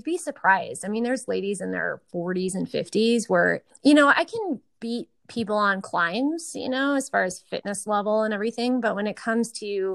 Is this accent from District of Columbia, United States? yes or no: no; Eau Claire, Wisconsin, United States; moved away; also born or lived in Tucson; I grew up in a really great neighborhood in Eau Claire